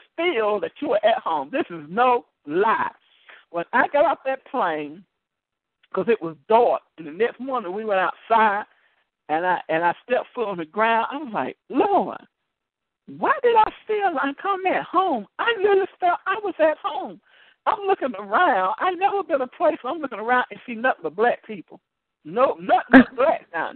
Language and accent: English; United States; I am from America, but my roots. My root points to Africa